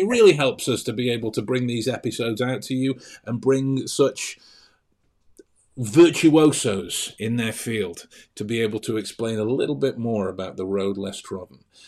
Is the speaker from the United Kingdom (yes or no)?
yes; England, United Kingdom; I'm English, so my, my kind of default nature is it sounds like sarcasm or cynicism